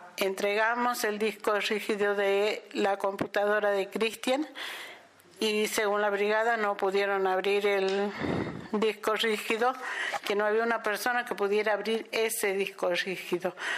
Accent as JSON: {"language": "Spanish", "region": "Salta", "country": "Argentina", "said": "de la ciudad de Salta"}